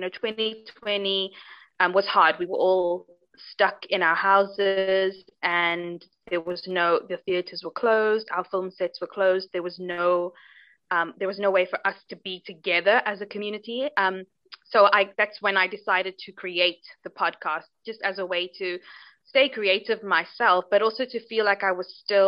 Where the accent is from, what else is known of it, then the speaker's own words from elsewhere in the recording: Cape Town, Western Cape, South Africa; I'm from Cape Town in South Africa. That's where I am right now.